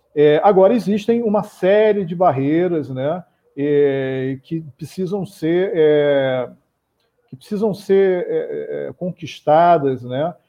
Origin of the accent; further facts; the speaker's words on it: Rio de Janeiro, Brazil; eu, como carioca